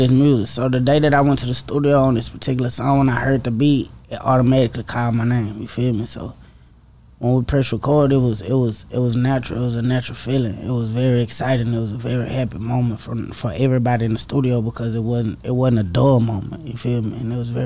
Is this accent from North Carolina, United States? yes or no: no; Dallas, Texas, United States; my hood, like East Dallas, you know, growing up in East Dallas